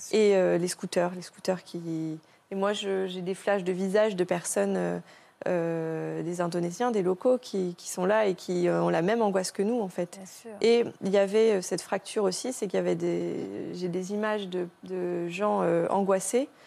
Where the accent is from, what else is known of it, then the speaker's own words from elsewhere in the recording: France; c'est pas sûr que nous, de notre côté, en tant que bon français, on aurait fait la même chose, quoi.